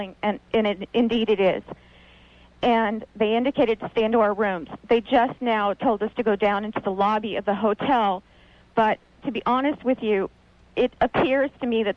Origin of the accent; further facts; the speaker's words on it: California, United States; I'm from California